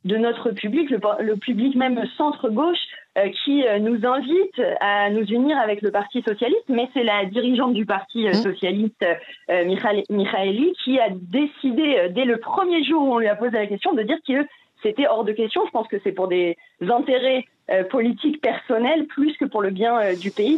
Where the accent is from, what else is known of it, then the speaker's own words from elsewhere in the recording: France; now in Israel; j'ai grandi en France